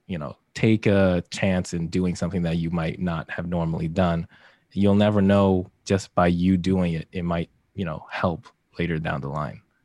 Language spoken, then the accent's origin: English; Vancouver, British Columbia, Canada; moved away as an adult; also born or lived in Hamilton, Ontario; now in Toronto, Canada; I was raised more so in Vancouver, um, Coquitlam, Tri lower mainland basically. And so that was like where I grew up, went to university.